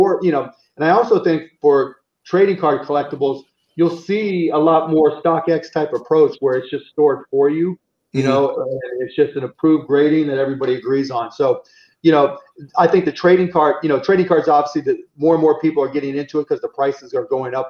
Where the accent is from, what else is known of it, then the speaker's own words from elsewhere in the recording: Pittsburgh, Pennsylvania, United States; I grew up in Pittsburgh